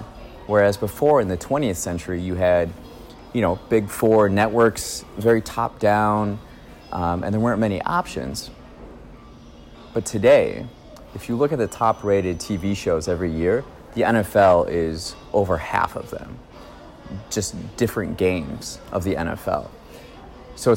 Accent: Raymond, Wisconsin, United States; some friends from my hometown in Raymond, Wisconsin, rural America

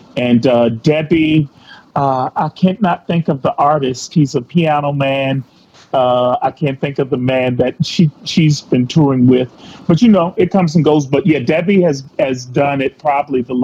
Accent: Goochland County, Virginia, United States; moved away; also born or lived in Baltimore, Maryland; I grew up right outside of Richmond, Virginia, a little farming town called Goochland County, Virginia.

